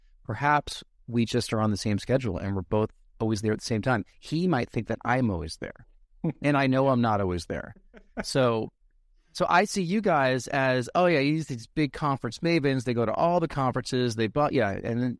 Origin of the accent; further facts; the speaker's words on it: New York, United States; So back where I grew up outside New York City, you know, every so often we go to Boston Market